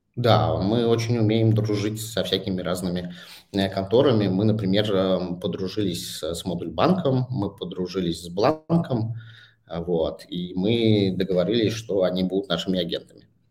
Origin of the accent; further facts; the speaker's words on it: Saint Petersburg, Russia; moved away as an adult; also born or lived in Bangkok; now in Moscow, Russia; я же вырос в спальном районе Питера